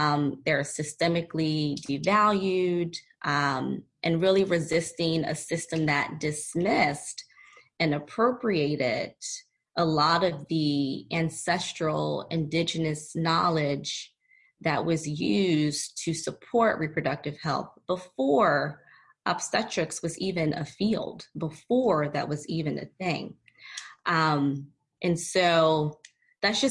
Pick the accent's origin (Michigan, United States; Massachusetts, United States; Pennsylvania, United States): Pennsylvania, United States; Philadelphia; moved away; also born or lived in San Diego; I recently relocated back to my hometown, Philadelphia.